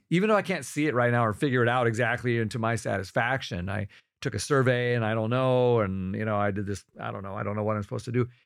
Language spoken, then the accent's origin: English; Rochester, Minnesota, United States; I grew up in Rochester, Minnesota, which is the home of the Mayo Clinic